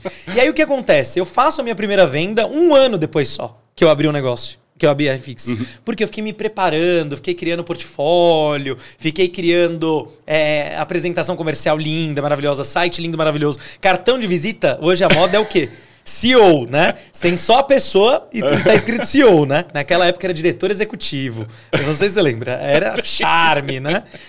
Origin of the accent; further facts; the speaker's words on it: Águas da Prata, São Paulo, Brazil; now in São Paulo, Brazil; Eu vim de Águas da Prata